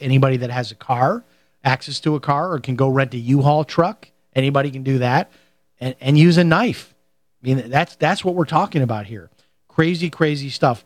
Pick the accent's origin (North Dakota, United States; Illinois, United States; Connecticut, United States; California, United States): Illinois, United States; Chicago; where I grew up in Chicago